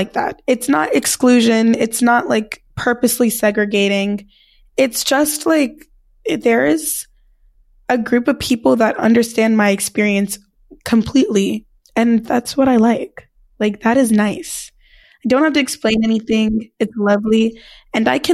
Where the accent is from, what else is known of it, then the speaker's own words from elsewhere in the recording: California, United States; I'm from California, but, like, it's a very California-esque school